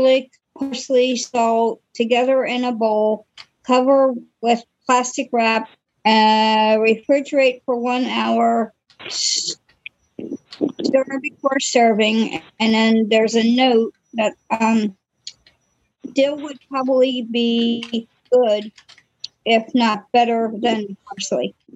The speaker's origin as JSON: {"language": "English", "region": "Maryland", "country": "United States", "said": "I'm from Maryland"}